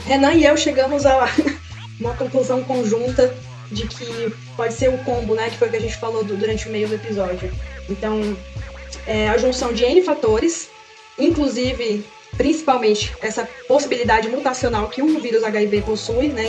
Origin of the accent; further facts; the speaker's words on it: Northeast Region, Brazil; Eu que venho do Nordeste